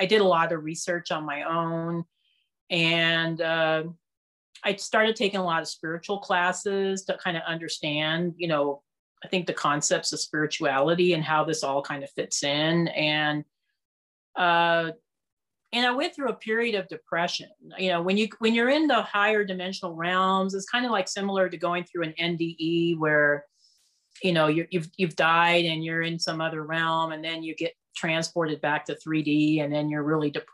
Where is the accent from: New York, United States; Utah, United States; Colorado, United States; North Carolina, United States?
Colorado, United States; Castle Rock; my hometown in Colorado. I live in Castle Rock, which is just south of Denver